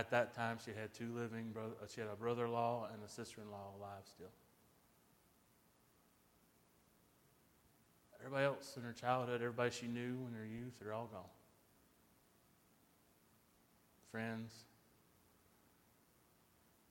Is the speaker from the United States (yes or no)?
yes; United States; being an American